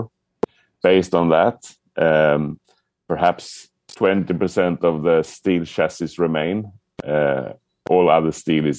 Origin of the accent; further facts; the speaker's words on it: Sweden; I'm from Sweden.